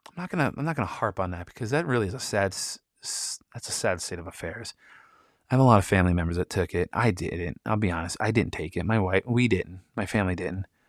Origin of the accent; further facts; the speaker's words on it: Michigan, United States; I'm from Michigan